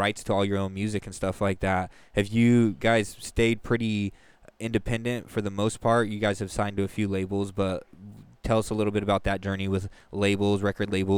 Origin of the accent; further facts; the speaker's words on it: Lodi, Stockton, California, United States; Because we're all local. We're from Lodi, Stockton.